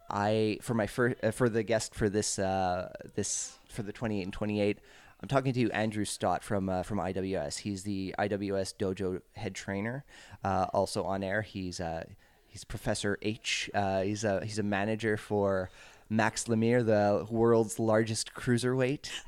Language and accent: English; Montreal area, Quebec, Canada; I grew up off island.